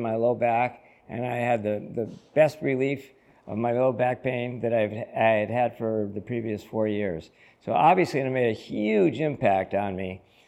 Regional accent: Holyoke, Massachusetts, United States; I was born and raised in Holyoke

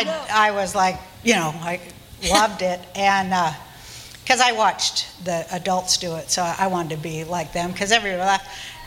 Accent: Salt Lake City, Utah, United States; But I'm Jewish, you know, I mean, I guess you knew that from this what I just said. And I grew up in Salt Lake City, Utah.

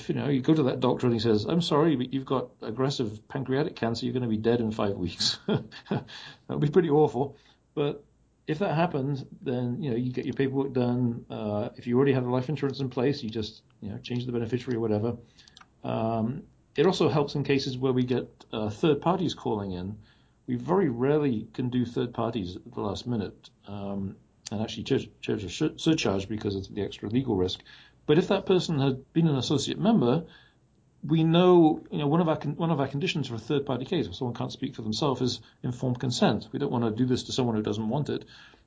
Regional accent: England, United Kingdom; moved away; I was from England

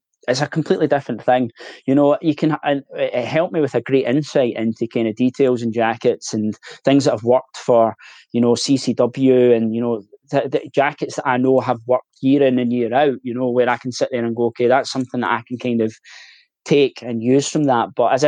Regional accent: Glasgow, Scotland, United Kingdom; I'm originally from Glasgow

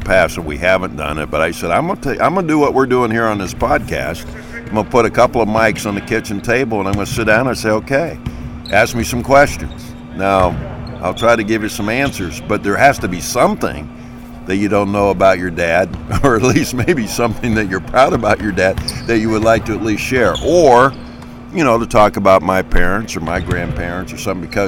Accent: Warren, Ohio, United States; I'm from Warren, Ohio, Northeastern Ohio

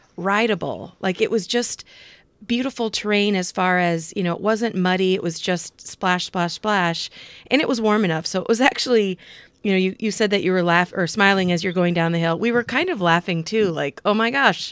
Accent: Cedar Rapids, Iowa, United States; born or raised there

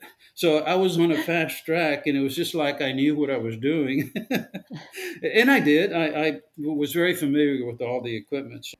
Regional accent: Rio Grande Valley, South Texas, United States; I was born in the Rio Grande Valley down in South Texas. I lived in a very poor neighborhood, and most of the families that lived in my colonia, in my neighborhood, were very poor

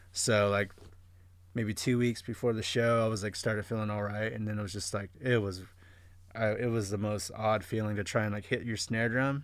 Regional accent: Vista, California, United States; I was coming from Vista.

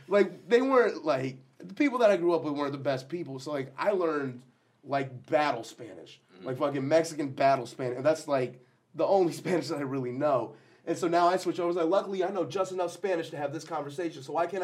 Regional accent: India; So what is it? Because I'm Indian? That's it?

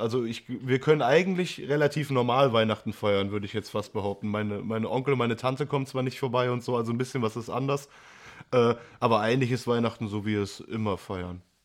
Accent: Essen, North Rhine-Westphalia, Germany; Ich äh, bin zwar super gerne hier und das ist meine Heimat, wird die auch immer bleiben

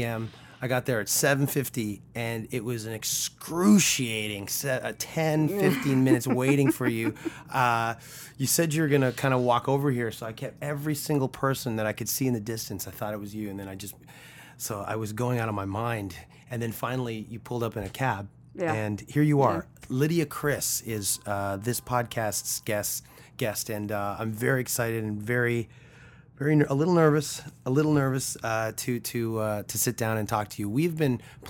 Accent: Toronto, Ontario, Canada; We're from Toronto. Our whole band's from Toronto

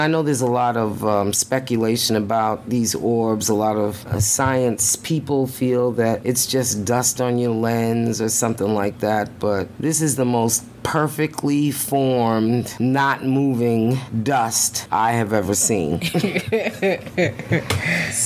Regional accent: New York City, New York, United States; moved away; we are originally from Brooklyn, New York

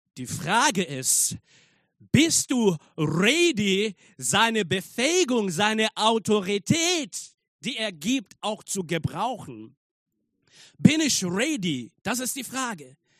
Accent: Zambia; German is a second language; now in Germany; ich komme aus Sambia und ich war äh, dort in Sambia in einem Gefängnis, um die Botschaft zu verkünden

